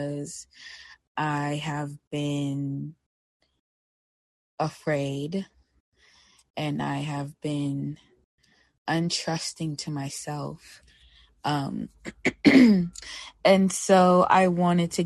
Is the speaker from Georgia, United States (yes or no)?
no; New York, United States; moved away as an adult; now in Oakland, United States; I'm actually originally from New York, and I moved out here to Oakland, California not too long ago